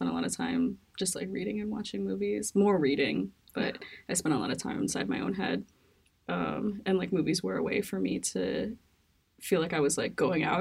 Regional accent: New York City, New York, United States; growing up in New York

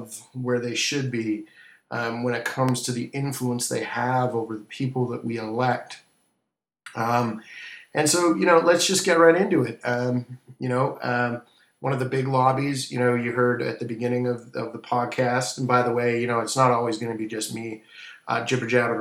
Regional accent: Vancouver, British Columbia, Canada; moved away as an adult; now in Washington, D.C., United States; I'm here in Washington, D.C., actually moving back to my hometown, Vancouver, Canada, with the family soon enough

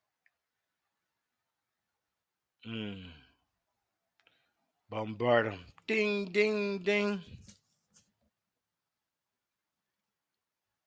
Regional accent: Union County, South Carolina, United States; a small town called Leeds. It's in South Carolina. And we were raised in Union County

